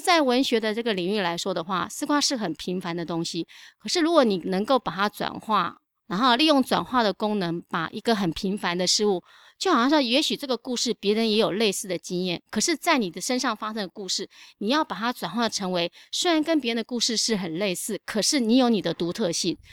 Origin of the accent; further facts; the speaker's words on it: Longtan, Taoyuan, Taiwan; also born or lived in Jiaobanshan; 所以我那时候就去读了龙潭国中